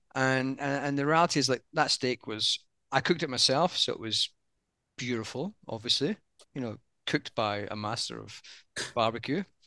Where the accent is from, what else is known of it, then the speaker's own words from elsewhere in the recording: United Kingdom; moved away as an adult; now in Australia; even though I'm British, i spent most of my career in Australia now